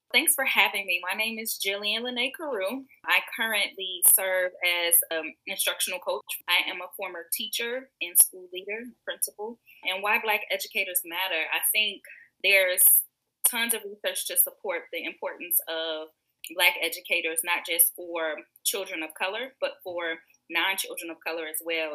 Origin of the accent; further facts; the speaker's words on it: Chicago, Illinois, United States; I'm from the south side of Chicago. I grew up in Hill Gardens, far south.